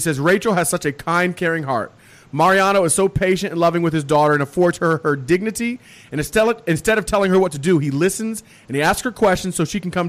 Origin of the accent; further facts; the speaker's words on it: Parkersburg, West Virginia, United States; I grew up in Parkersburg